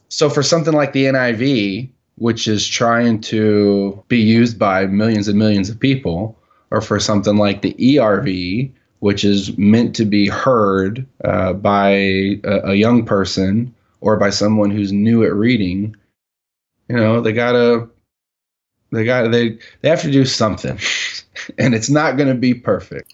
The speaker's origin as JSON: {"language": "English", "country": "United States", "said": "I'm from America and that's how we do things."}